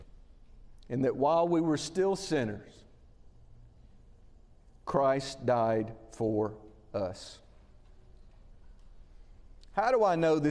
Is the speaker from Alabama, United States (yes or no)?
yes; Winfield, Alabama, United States; I grew up in Winfield, Alabama, about 80 or 90 miles northwest of here.